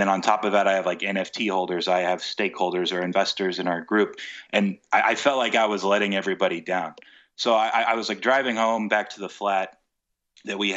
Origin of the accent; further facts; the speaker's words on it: United States; moved away as an adult; now in United Kingdom; I am American